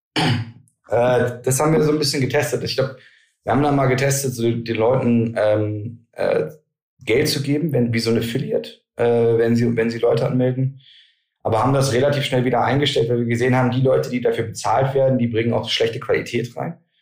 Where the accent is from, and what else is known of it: Germany